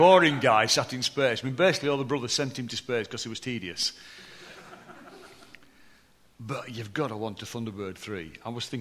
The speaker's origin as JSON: {"language": "English", "town": "Deepcar", "region": "Yorkshire and the Humber", "country": "United Kingdom", "tie": "born or raised there", "also_born_or_lived": "Barnsley", "accent": "posh for a Barnsley person", "said": "I was born in Barnsley, but my childhood years were up in the Pennines at Deepcar"}